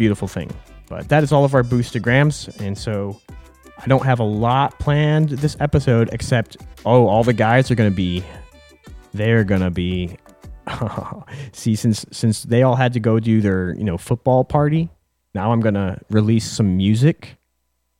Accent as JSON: {"language": "English", "town": "Buffalo", "region": "New York", "country": "United States", "tie": "born or raised there", "said": "We grew up in Buffalo, New York."}